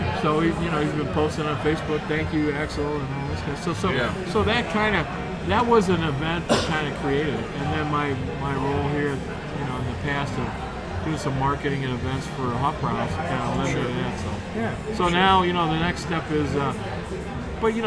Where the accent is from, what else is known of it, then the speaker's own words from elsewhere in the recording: Lakewood, Ohio, United States; Lakewood, I grew up in Lakewood